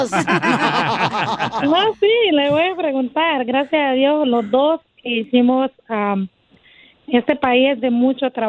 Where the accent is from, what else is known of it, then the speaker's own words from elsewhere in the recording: Honduras; Soy de Honduras.